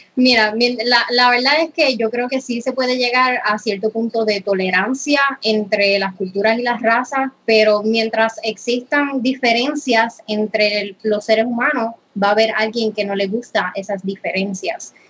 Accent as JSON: {"language": "Spanish", "country": "Puerto Rico", "said": "en Puerto Rico, nosotros somos un hub, un hub de extranjeros"}